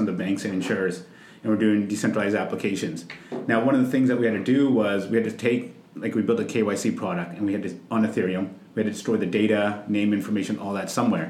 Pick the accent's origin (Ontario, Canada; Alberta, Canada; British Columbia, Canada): British Columbia, Canada; Vancouver; moved away as an adult; also born or lived in Los Angeles, United States; growing up in Vancouver, I mean, we're all first generation kids coming up there from, you know, our parents immigrated from India